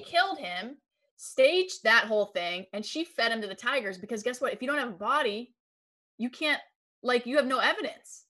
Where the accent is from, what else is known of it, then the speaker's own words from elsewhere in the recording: Erie, Pennsylvania, United States; I'm from Erie, Pennsylvania. We get lake effect snow